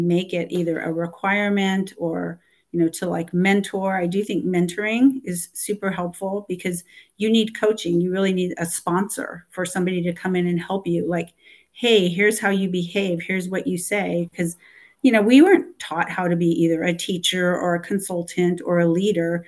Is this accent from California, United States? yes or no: yes; Los Angeles, California, United States; I'm from Los Angeles